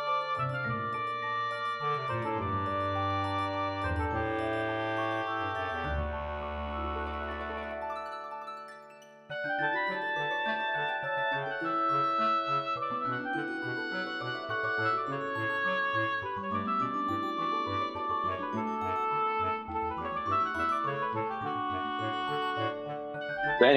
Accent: Seattle, Washington, United States; also born or lived in Ohio; I grew up here in the North End. I went to Roosevelt High School

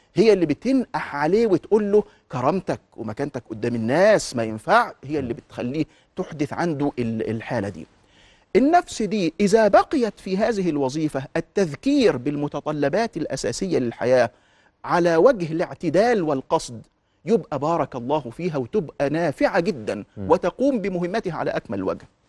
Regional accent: Egypt; انا كمواطن مصري في المقام الاول مهموم ببلدي

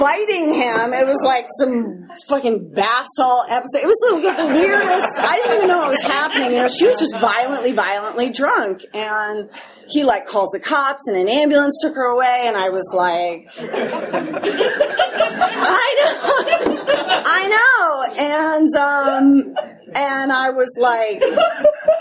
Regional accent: Chicago, Illinois, United States; now in New York City, United States; I'm originally from Chicago

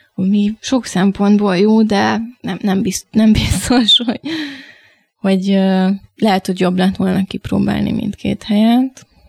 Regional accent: Pécs, Baranya, Hungary; moved away as an adult; also born or lived in Miskolc; now in Budapest, Hungary; 9 év Miskolc, 9 év Pécs, ami tulajdonképpen a meghatározó, tehát úgy érzem, hogy ott nőttem fel.

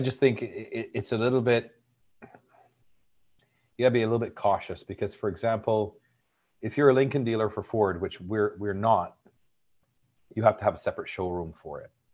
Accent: Barbados; now in Canada; I'm from Barbados

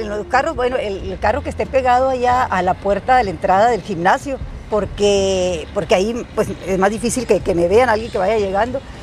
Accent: Huatabampo, Sonora, Mexico; Y fue en Guatabampo, en mi tierra

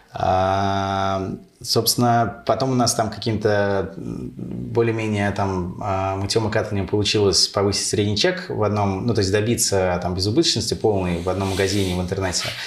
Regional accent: Moscow, Russia; also born or lived in United States; Родился в Москве. Э, тут и прожил э, всю жизнь.

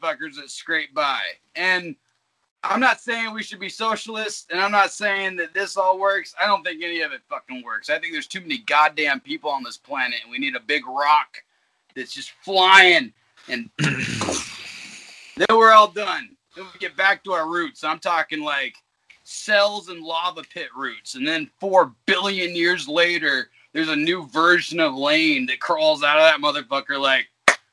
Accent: Alaska, United States; as a kid growing up in Alaska, we had a lot of gravel pits around.

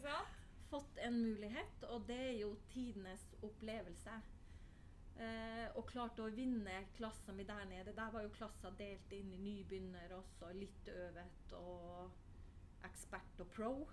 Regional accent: Finnmark, Norway; skal man ikke kalle meg nordlending, for jeg er jo fra Finnmark

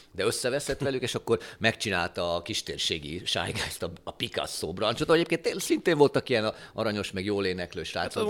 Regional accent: Hungary; mi magyarok

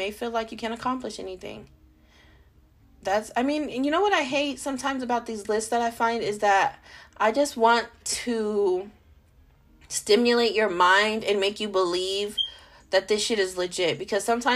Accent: California, United States; also born or lived in Las Vegas, Nevada; I'm not fucking from Vegas, I'm from California.

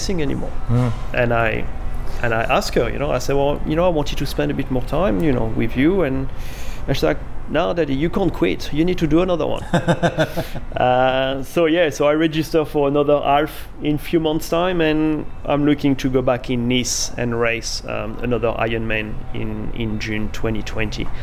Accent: France; moved away as an adult; also born or lived in London / Sydney; now in Noosa, Australia; I come from France, lived in London, moved to Sydney, then that to a smaller town, Nusa.

